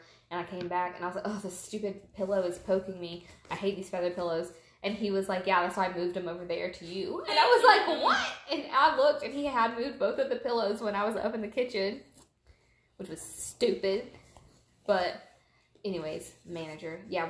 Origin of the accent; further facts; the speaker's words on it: United Kingdom; Oh, yes, I'm British.